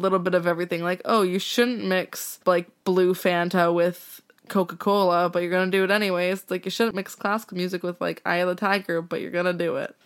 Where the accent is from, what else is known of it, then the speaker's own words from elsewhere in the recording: Okanagan, British Columbia, Canada; moved away; I'm from the Okanagan, and I made Lindsay come out last year with me to meet my family